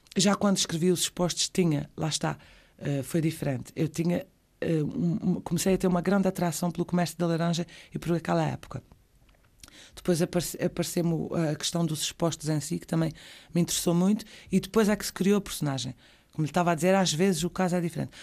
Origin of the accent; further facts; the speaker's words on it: Azores, Portugal; also born or lived in Madeira / Terceira; saí da ilha por duas vezes porque o meu pai era juiz na altura e tivemos que, que o acompanhar